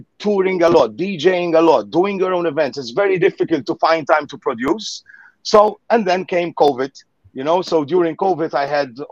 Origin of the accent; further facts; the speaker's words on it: Gozo, Malta; I was born on that island, on Little Gozo, which is part of the Maltese Islands. So yeah, I'm Maltese. I was born here. I always lived here